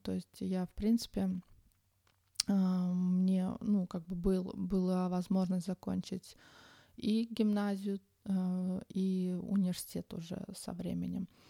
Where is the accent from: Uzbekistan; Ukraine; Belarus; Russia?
Uzbekistan; Tashkent; moved away as an adult; now in Sweden; я родом из Ташкента. В Швеции я живу уже около 21 года